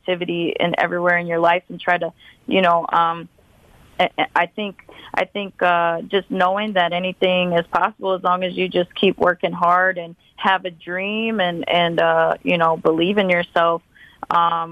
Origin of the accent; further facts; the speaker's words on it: Milwaukee, Wisconsin, United States; my experience of growing up in Milwaukee